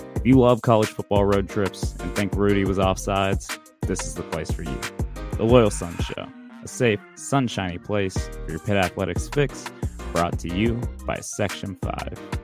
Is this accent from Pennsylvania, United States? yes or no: yes; Pittsburgh, Pennsylvania, United States; the Northside Catholics that I grew up around